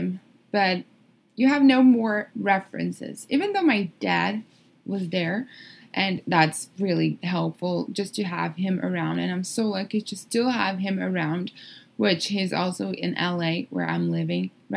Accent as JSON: {"language": "English", "region": "São Paulo", "country": "Brazil", "tie": "born or raised there", "also_born_or_lived": "Miami, United States", "moved": "as an adult", "said": "I was born and raised in Brazil. São Paulo, Brazil, to be more specific"}